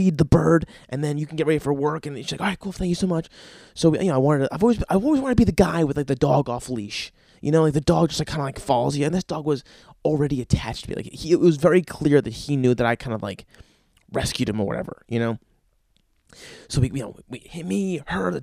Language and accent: English; New Jersey, United States; I'm from Jersey.